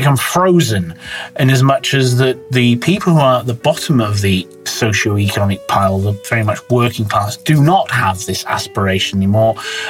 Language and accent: English; Bath, South West England, United Kingdom; Yeah, I would say middle class is more of a state of mind rather than actually the size of your bank balance. It's to do with aspiration. In my case, my parents weren't particularly well off.